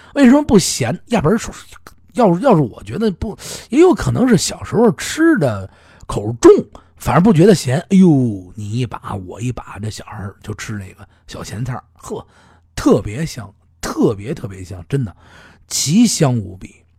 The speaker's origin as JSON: {"language": "Chinese", "region": "Beijing", "country": "China", "said": "咱们北京人"}